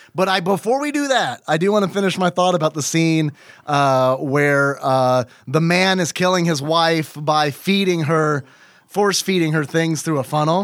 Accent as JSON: {"language": "English", "country": "United States", "said": "I'm American"}